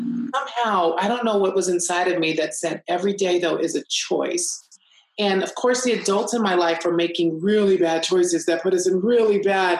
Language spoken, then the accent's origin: English; Los Angeles, California, United States; also born or lived in Texas / Germany; So, you know, I was born in Texas, lived in Germany, but my parents relocated to Los Angeles.